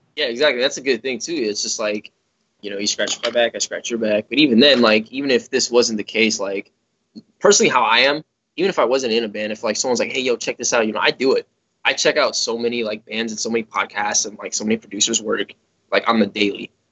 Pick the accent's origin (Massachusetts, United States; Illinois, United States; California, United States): Illinois, United States; Chicago; I grew up in Chicago